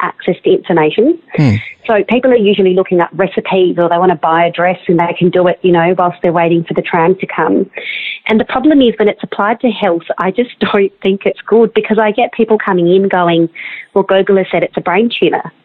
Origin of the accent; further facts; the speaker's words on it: Australia; day-to-day things that you just kind of get from being an Australian